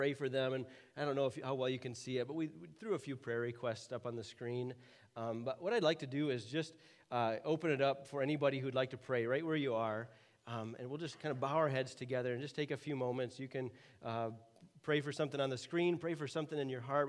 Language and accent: English; United States; as an American